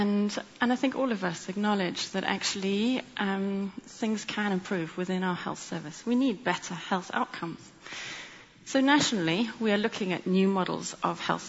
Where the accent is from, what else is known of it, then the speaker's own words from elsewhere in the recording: South Africa; moved away as an adult; also born or lived in Cape Town; now in London, United Kingdom; you may hear from my accent that I grew up in South Africa.